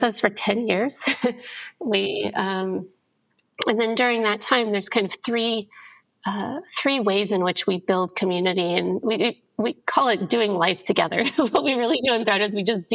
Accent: Indianapolis, Indiana, United States; I grew up originally in Indianapolis, Indiana, in an incredibly religious family

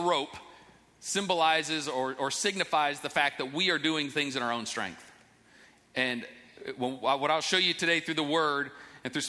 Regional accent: Cleveland, Ohio, United States; my hometown Cavs

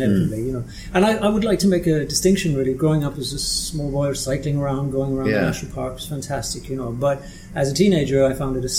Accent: Killarney, Munster, Ireland; Great place to grow up. I mean, it doesn't resemble any other small town of its size, because of the influx that takes place.

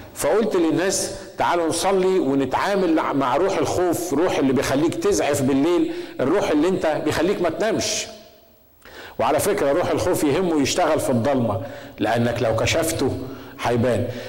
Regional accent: Egypt; عندنا في مصر

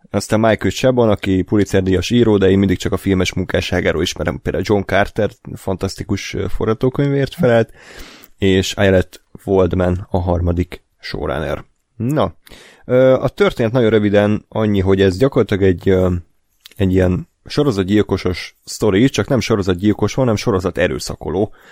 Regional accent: Hungary

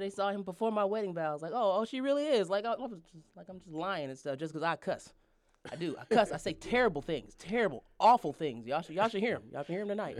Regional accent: Denver, Colorado, United States; from Denver, Colorado

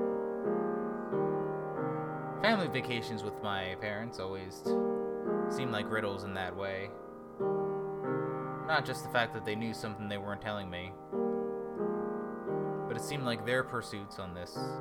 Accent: Philadelphia, Pennsylvania, United States; moved away; We all thought Philly was pretty cool. The three of us lived there our whole lives up to that point. Or at least I did as a child.

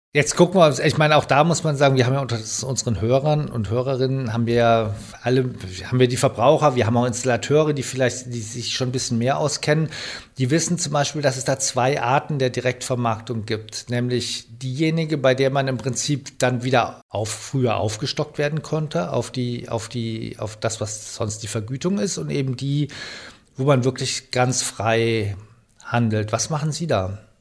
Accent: Germany

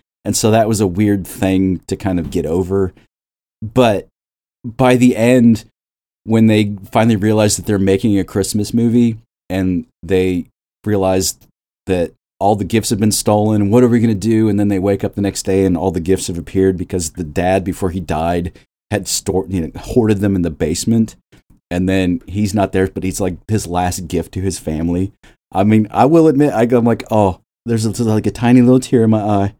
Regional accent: Midwest, United States; But growing up, as a kid growing up in the Midwest, the casserole thing is not an exaggeration by any means in this movie.

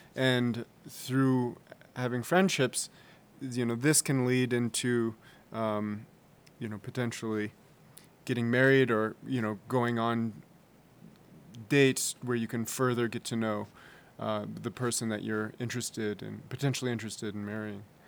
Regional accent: San Francisco, California, United States; I'm from San Francisco, California

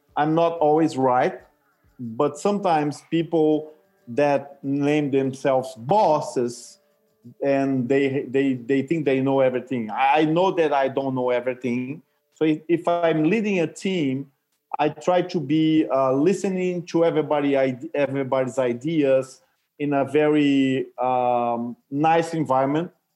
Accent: Brazil; moved away; I came from Brazil and I speak Portuguese

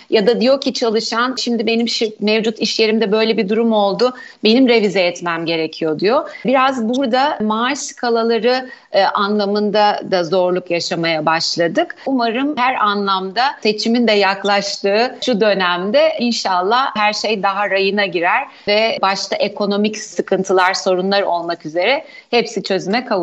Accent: Black Sea Region, Turkey; Karadenizliyim ben başta

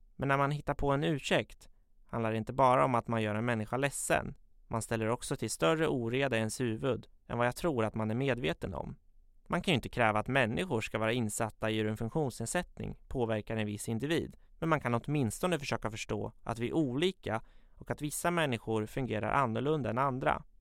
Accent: Katrineholm, Södermanland, Sweden; Jag är född och uppvuxen i Katrineholm, där jag fortfarande bor

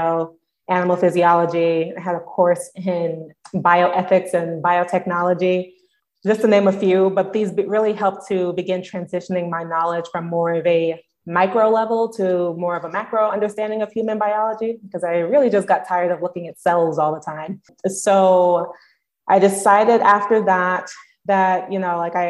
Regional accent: New York City, New York, United States; moved away as an adult; also born or lived in Binghamton; I'm originally from Brooklyn, born and raised

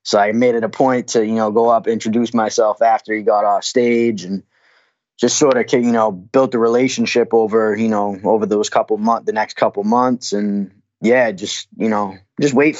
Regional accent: Massachusetts, United States; I'm from Mass.

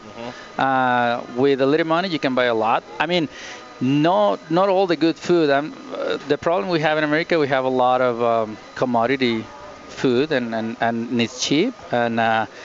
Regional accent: Monterrey, Nuevo León, Mexico; moved away as an adult; now in Denver, United States; I'm from Monterrey, Mexico.

